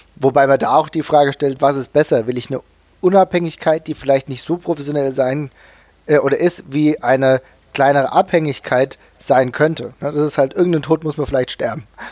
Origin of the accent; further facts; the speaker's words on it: Germany; als Deutscher oder als Europäer